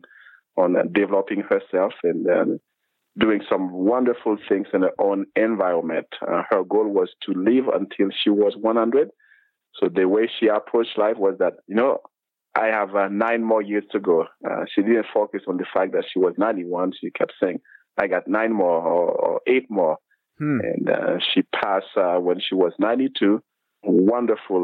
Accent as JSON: {"language": "English", "country": "Haiti", "tie": "born or raised there", "said": "I was born in Haiti, in a very small town, even a village, long time ago."}